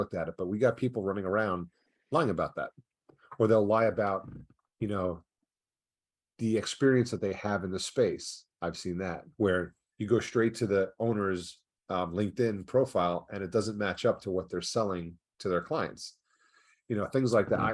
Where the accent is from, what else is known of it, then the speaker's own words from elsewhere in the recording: New York, United States; I'm originally from New York